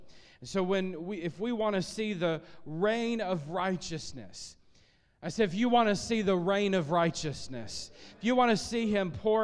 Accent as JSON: {"language": "English", "region": "Illinois", "country": "United States", "tie": "born or raised there", "said": "I grew up in Illinois and in a farming area, farming community"}